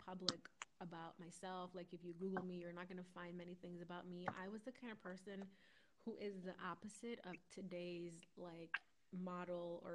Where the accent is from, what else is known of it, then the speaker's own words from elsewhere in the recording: United States; growing up as an American girl, first generation